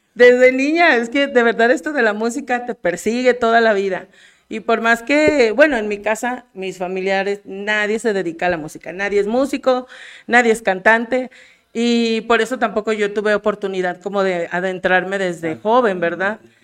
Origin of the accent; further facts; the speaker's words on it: Aguascalientes, Mexico; moved away as an adult; also born or lived in Mexico City; now in Jalpa, Mexico; yo soy originaria de la Ciudad de México. Y, pero de muy niña me mudé a Aguascalientes